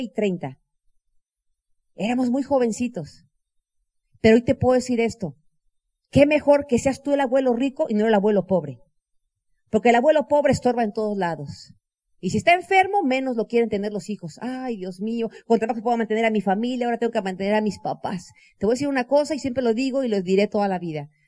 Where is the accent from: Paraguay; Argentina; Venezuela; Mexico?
Mexico; en mi país, yo soy mexicana